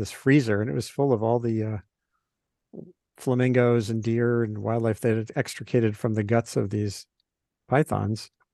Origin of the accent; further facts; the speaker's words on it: Rhode Island, United States; now in Maine, United States; I grew up in Rhode Island